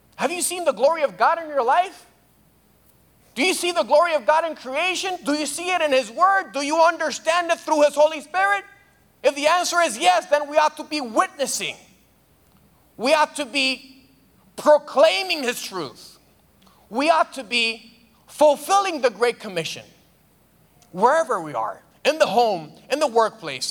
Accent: Dominican Republic; moved away; I'm from the Dominican Republic

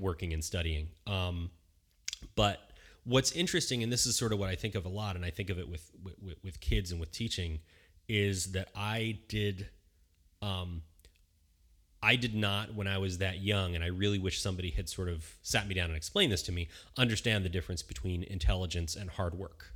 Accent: Bucks County, Philadelphia, Pennsylvania, United States; now in Southern California, United States; we lived in Bucks County, Pennsylvania, uh, which is right outside of Philadelphia

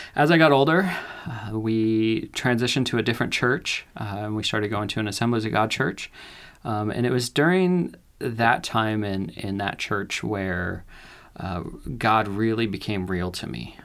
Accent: Ashland, Oregon, United States; also born or lived in California; I grew up in California. Uh, when I was seven, my parents decided to move our family up to Oregon, uh, where we l, moved to Ashland

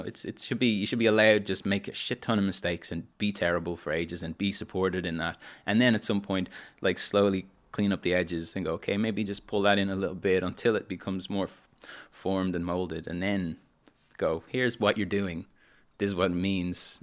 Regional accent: Dublin, Leinster, Ireland; moved away as an adult; also born or lived in London; I grew up in Dublin, and I love Dublin

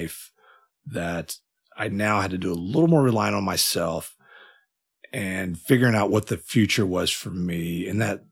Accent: Katy, Texas, United States; also born or lived in Waco, Texas; I was born in Waco, Texas, but I've lived in Katy my entire life. I moved here when I was 6 months old, raised in a really good family.

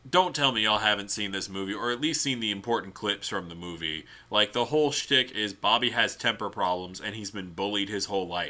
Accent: Louisiana, United States; my hometown

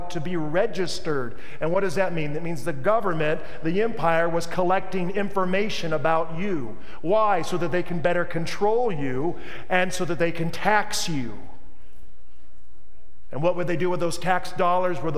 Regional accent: Tennessee, United States; also born or lived in Mississippi; Nazareth, look, I'm from Tennessee. I was born in Mississippi.

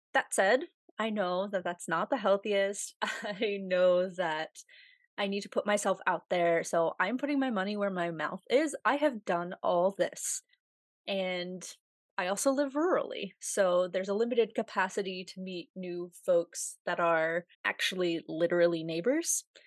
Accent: United States; accent: American; also born or lived in Russia; who heard my accent and were like, "Oh my God, I've always wanted to meet an American

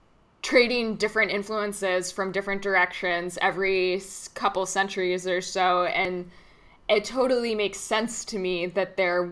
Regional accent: United States; growing up as an American

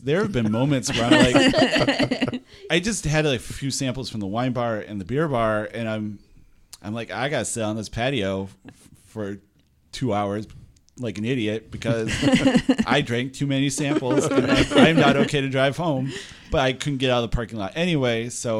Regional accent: the Thumb, Michigan, United States; now in Lansing, United States; I'm from the Thumb.

